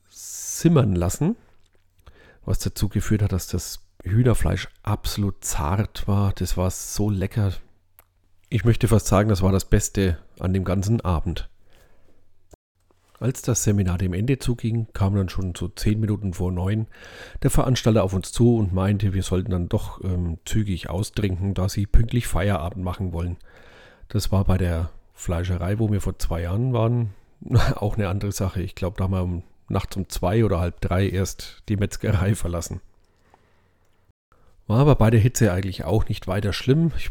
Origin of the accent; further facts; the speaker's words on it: Bavaria, Germany; aber das findet man als Franke ja schon ein bisschen seltsam, ne?